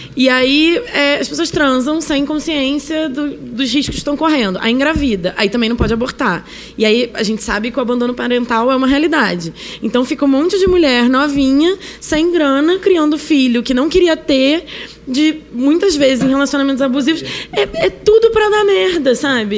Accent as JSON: {"language": "Portuguese", "region": "Rio de Janeiro", "country": "Brazil", "accent": "chiado carioca", "moved": "yes", "lives_now": "São Paulo, Brazil", "said": "sou carioca, né? Como podem ver, eu tô chiando"}